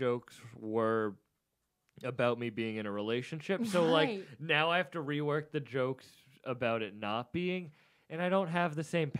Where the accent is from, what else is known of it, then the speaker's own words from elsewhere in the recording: Cape Cod, Massachusetts, United States; I'm from the Cape.